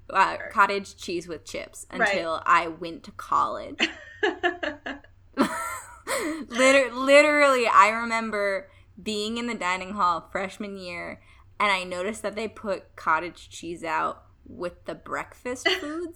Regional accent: Midwest, Ohio, United States; I'm from the Midwest

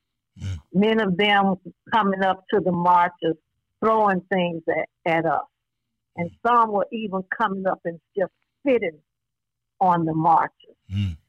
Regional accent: Selma, Alabama, United States; that little girl growing up in Selma, Alabama.

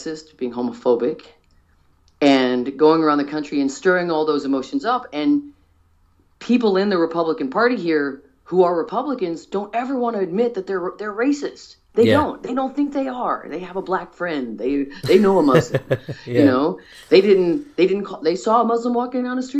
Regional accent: United States; As an American

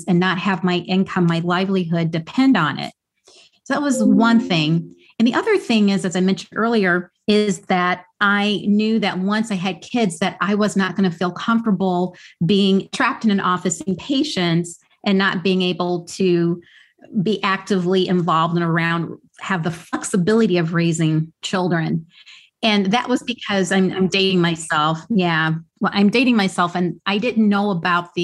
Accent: Midwest, United States; now in New York City, United States; where I grew up in the Midwest

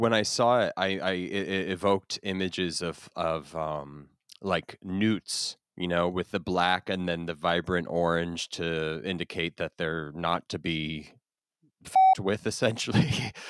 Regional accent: New Jersey, United States; But I grew up in New Jersey, and I spent most of my time like wandering around in the woods

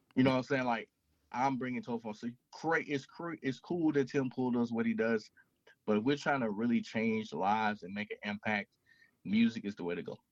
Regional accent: Mississippi, United States; moved away as an adult; So I grew up in Mississippi. I currently reside in Mississippi.

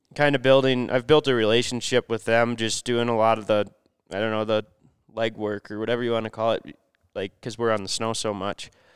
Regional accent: Minnesota, United States; I'm from Minnesota

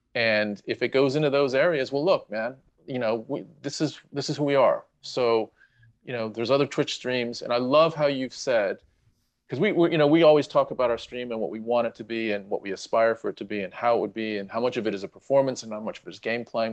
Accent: United States; moved away; I'm Ameri-, we're American

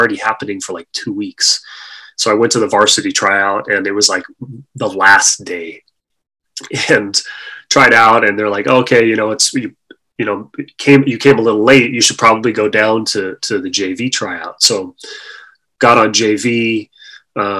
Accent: Maui, Hawaii, United States; I was born and raised in Maui

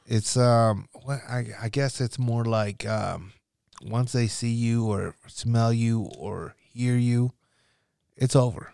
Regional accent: Nebraska, United States; growing up in Nebraska

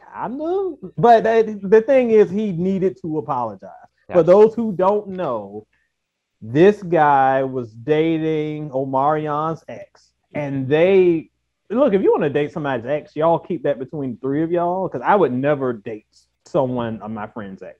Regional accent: Virginia, United States; we're all from Virginia

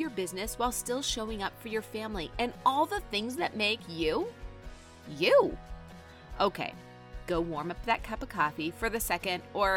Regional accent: Wisconsin, United States; also born or lived in New York / Chicago; I grew up in Wisconsin and I live here now

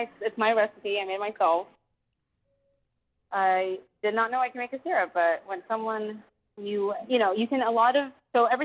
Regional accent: Austin, Texas, United States; born and raised in Austin, Texas

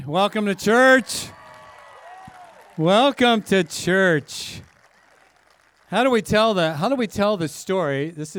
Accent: California, United States; also born or lived in Dallas; We grew up in the Bay Area, and God started stirring in our hearts to come back to where we grew up, right, in this, you know, San Francisco Bay Area

